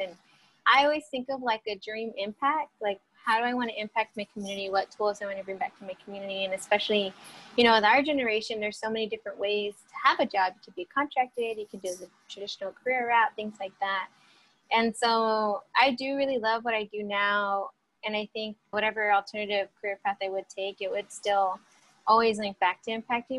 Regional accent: Bakersfield, California, United States; now in Los Angeles, United States; I was born and raised in Bakersfield

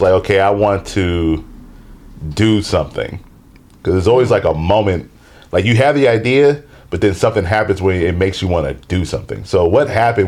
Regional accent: Seattle, Washington, United States; Born and raised in Seattle, Washington.

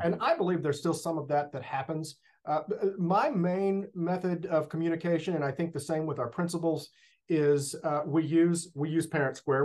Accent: Longview, Texas, United States; born or raised there; also born or lived in New Jersey; now in La Porte, United States

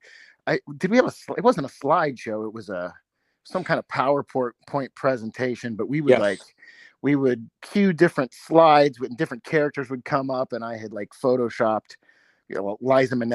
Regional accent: Anderson, Indiana, United States; you and I are both from Anderson, Indiana

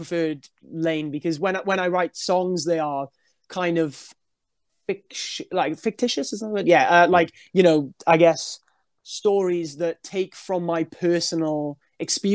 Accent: Wales, United Kingdom; I'm obviously a Welsh dude

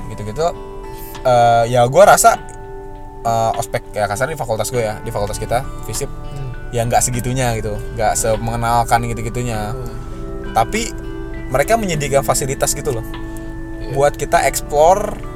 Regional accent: Bogor, West Java, Indonesia; gue dari Bogor

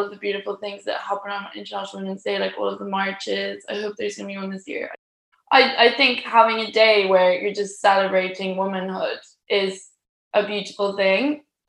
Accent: Ireland; also born or lived in Spain; because I'm from Ireland, so I swim a lot in the summer, and I'm also from Spain. And then like when I'm in London, I also do a lot of outdoor swimming.

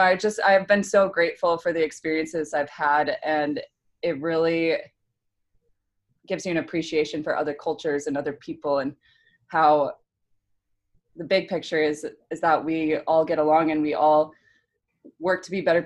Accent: United States

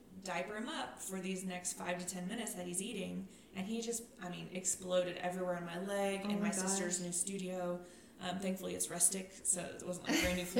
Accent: Farwell, Texas, United States; moved away; Farwell, my hometown

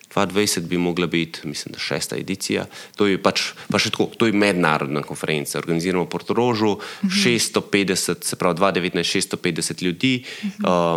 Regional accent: Slovenia

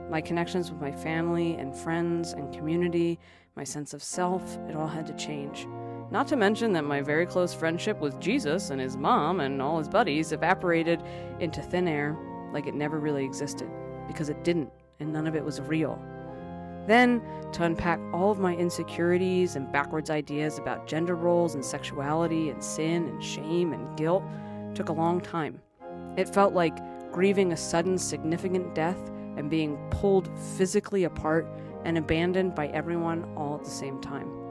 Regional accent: Philadelphia, Pennsylvania, United States; I grew up in Philadelphia, an Irish Catholic in an Irish Catholic neighborhood, second of four kids, which was a low number for the time.

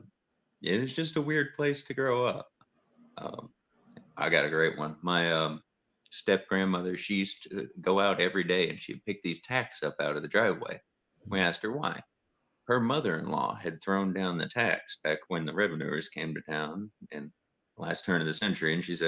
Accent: Georgia, United States; also born or lived in northern Indiana; now in Huntington, United States; from Heartland Harbor. I originally come from Georgia, and Heartland Harbor is what we call our little homestead here in northern Indiana.

